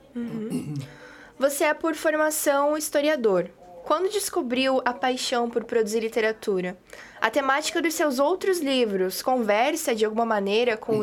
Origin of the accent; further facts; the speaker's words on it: interior of Santa Catarina, Brazil; eu sou do interior de Santa Catarina também.